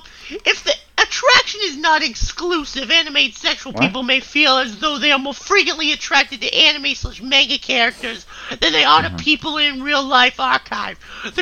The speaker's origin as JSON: {"language": "English", "town": "Boston", "region": "Massachusetts", "country": "United States", "said": "I'm normal, okay? I'm from Boston. I'm normal."}